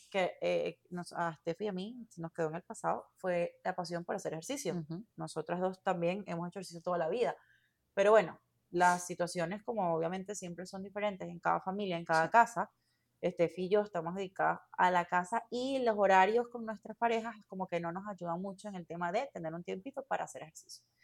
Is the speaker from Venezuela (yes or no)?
yes; Venezuela; moved away; eh, soy venezolana, eh, me vine hace ya casi 10 años aquí.